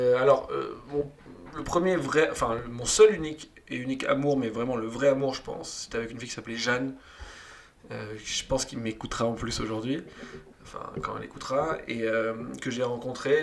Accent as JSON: {"language": "French", "town": "Toulouse", "region": "Occitania", "country": "France", "tie": "born or raised there", "moved": "as an adult", "lives_now": "Paris, France", "said": "je viens de Toulouse, moi je suis né à Toulouse. Très rapidement j'ai voulu quitter Toulouse"}